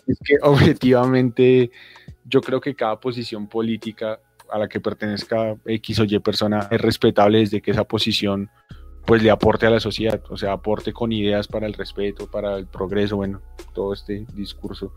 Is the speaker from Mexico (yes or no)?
no; Colombia; como colombianos